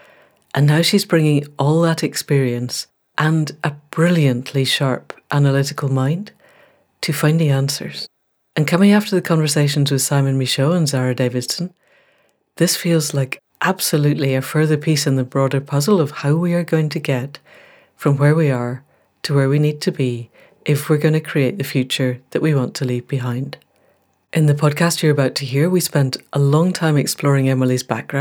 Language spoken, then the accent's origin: English; Scotland, United Kingdom; also born or lived in Newmarket; I'm being Scottish.